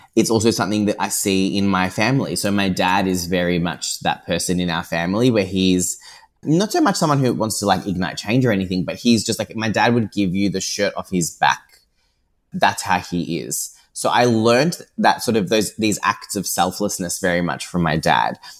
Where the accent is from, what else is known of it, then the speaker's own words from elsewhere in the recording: Geelong, Victoria, Australia; moved away as an adult; also born or lived in Paris; I am born and bred in Geelong